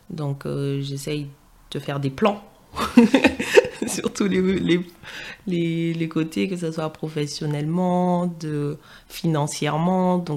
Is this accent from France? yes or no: yes; Île-de-France, France; accent: Parisian; on voit direct que je suis métropolitaine. Même avant que je parle, je que j'ai l'accent parisien